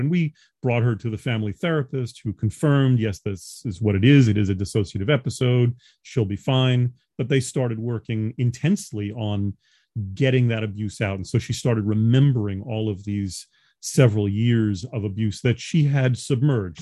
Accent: New York, United States; moved away; also born or lived in Los Angeles; I'm a New Yorker by birth.

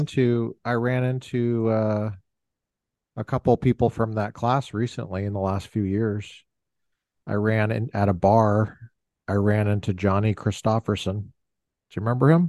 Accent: Colorado, United States; I grew up in Colorado.

